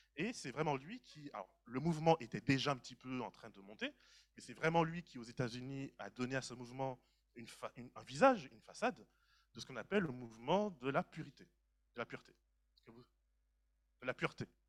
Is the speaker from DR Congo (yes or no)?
no; Martinique; moi, en tant que Martiniquais